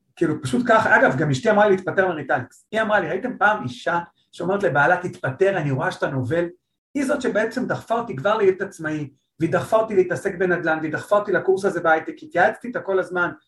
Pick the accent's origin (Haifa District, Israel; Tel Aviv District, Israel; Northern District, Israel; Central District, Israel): Tel Aviv District, Israel; Holon; אני חולוני במקור